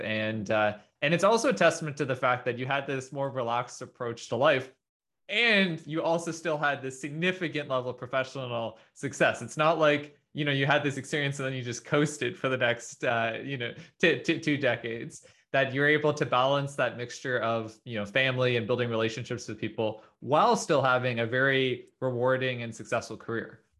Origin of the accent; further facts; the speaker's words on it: Canada; as a Canadian